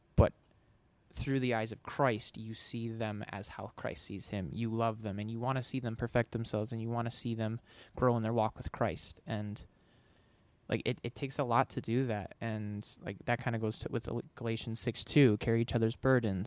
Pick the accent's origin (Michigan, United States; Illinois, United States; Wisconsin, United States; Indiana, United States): Michigan, United States; moved away; I moved across the country. I'm from Michigan